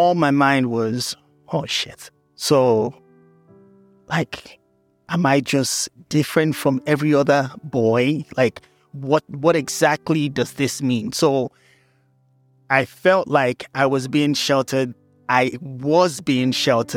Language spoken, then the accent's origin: English; Nigeria; moved away as an adult; also born or lived in Lagos; now in United States; I'm Nigerian-American